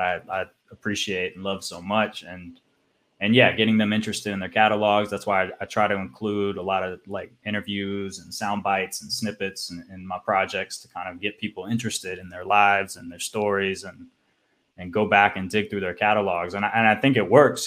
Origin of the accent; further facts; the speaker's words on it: Nashville, Tennessee, United States; also born or lived in San Francisco Bay Area, California; now in Croatia; I'm from Nashville, actually